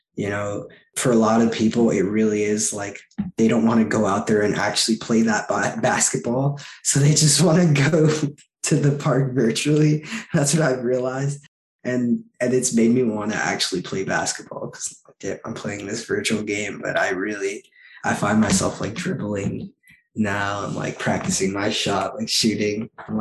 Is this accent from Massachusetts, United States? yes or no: no; New York City, New York, United States; I'm in my hometown, playing for my hometown team.